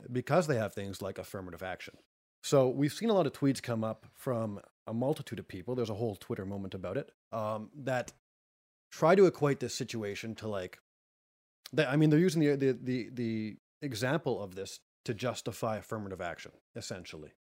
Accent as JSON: {"language": "English", "country": "Canada", "said": "I'm Canadian"}